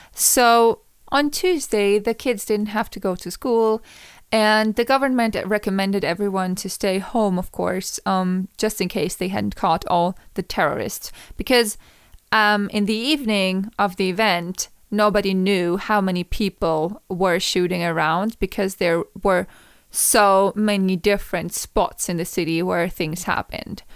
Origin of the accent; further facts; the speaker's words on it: Vienna, Austria; English is a second language; I was from Vienna